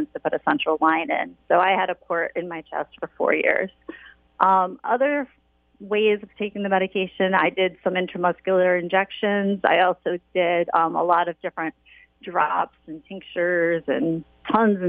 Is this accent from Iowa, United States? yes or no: no; Waterford, Connecticut, United States; I was born and raised in Waterford